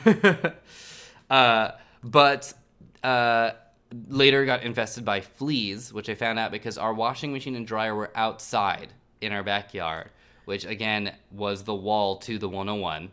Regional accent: Northern California, United States; now in Los Angeles, United States; I'm from Northern California

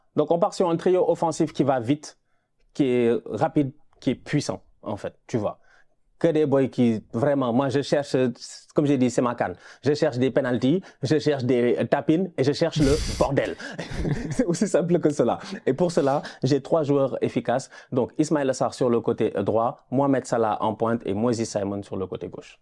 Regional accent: Senegal; chez nous au Sénégal

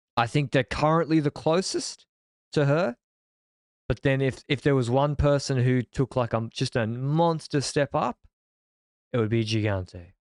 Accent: Australia; I'm a Australian

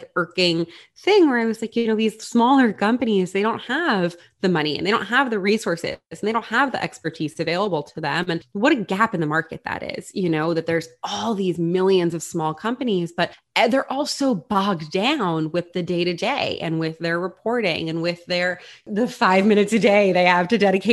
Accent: Long Island, New York, United States; also born or lived in Florida; I grew up in New York. I am from Long Island

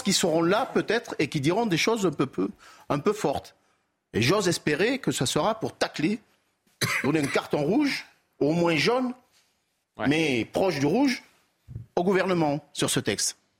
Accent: Toulouse, Occitania, France; accent: south-western; à mon accent, vous l'avez compris, je suis du sud-ouest.

